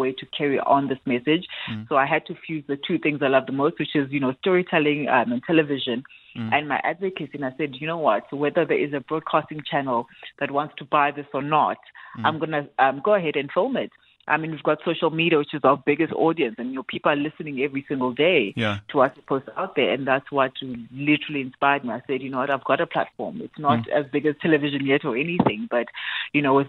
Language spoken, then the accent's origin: English; South Africa